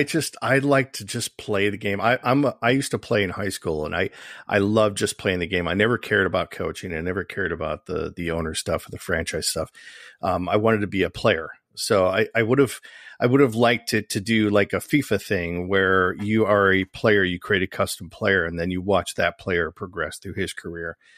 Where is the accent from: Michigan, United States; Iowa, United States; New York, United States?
Michigan, United States; I'm from Michigan